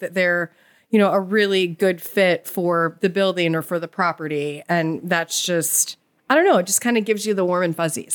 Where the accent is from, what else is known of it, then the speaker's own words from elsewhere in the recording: Chicago, Illinois, United States; moved away as an adult; now in Savannah, United States; we're both from Chicago